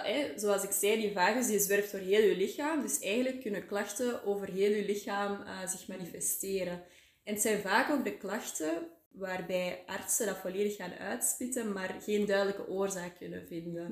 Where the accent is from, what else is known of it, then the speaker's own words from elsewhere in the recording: Antwerp area, Flanders, Belgium; moved away as an adult; now in Waasland, Belgium; Ik ben oorspronkelijk uit het Antwerpse, maar voor de liefde ben ik eh, naar het Waasland verhuisd